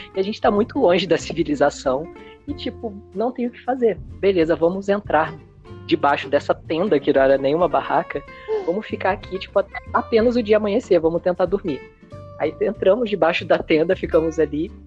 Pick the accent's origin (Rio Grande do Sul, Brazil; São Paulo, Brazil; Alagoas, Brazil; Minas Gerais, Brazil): Minas Gerais, Brazil; eu sou de Minas Gerais, então Minas Gerais, terra da cachoeira